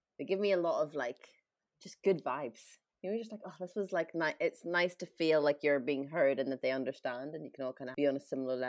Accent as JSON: {"language": "English", "country": "Ireland", "tie": "born or raised there", "moved": "yes", "said": "me growing up in Ireland"}